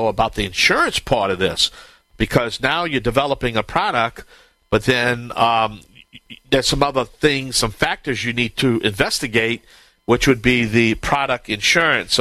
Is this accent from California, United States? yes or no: no; Cajun, Louisiana, United States; I am the Cajun host, the Cajun contractor